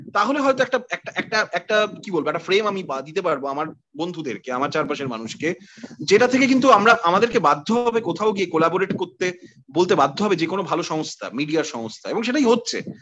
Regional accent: Kolkata, West Bengal, India; যাদবপুর ইত্যাদি ইত্যাদি যা যা বললাম তার মধ্যে দিয়ে আমি বড় হয়েছি

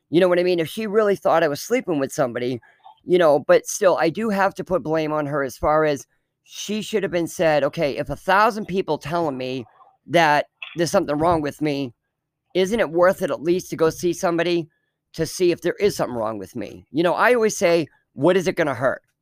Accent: Fremont, United States; in the town we grew up in Fremont, it was a very rich town. Well, I don't say rich, rich town, but I mean, we were probably the poorest people that lived in that town.

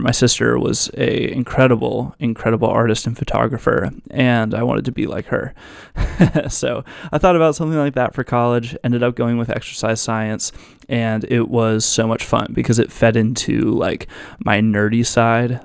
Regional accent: Virginia Beach, Virginia, United States; I'm from Virginia Beach, Virginia. I was born and raised here, and I'm still here

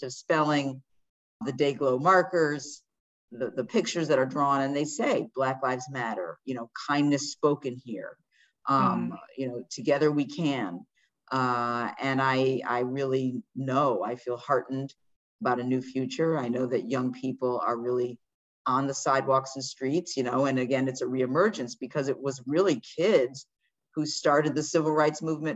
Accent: Washington, District of Columbia, United States; I was born in Washington, D.C. a few weeks after Martin Luther King gave his landmark I Have a Dream speech.

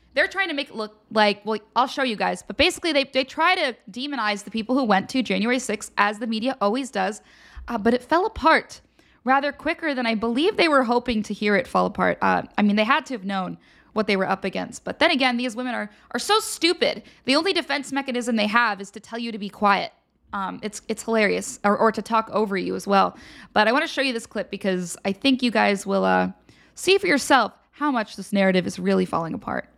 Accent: Pennsylvania, United States; I'm from Pennsylvania.

